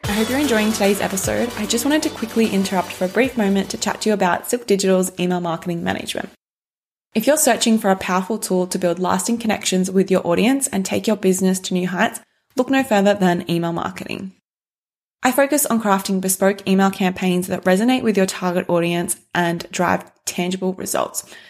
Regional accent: Shepparton, Victoria, Australia; I grew up in Shepparton

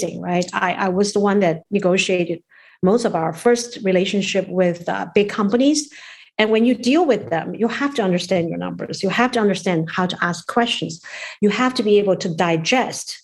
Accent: China; also born or lived in New York / Maryland; now in United States; we are from China.

